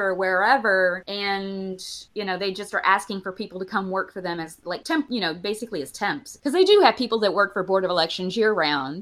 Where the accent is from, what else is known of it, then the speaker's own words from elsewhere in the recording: Alabama, United States; I grew up in Alabama